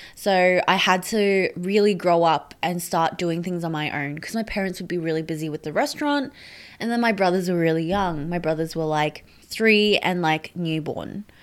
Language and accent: English; Brisbane, Queensland, Australia; also born or lived in Sydney, New South Wales; my parents never bought a restaurant in Brisbane and we moved up from Sydney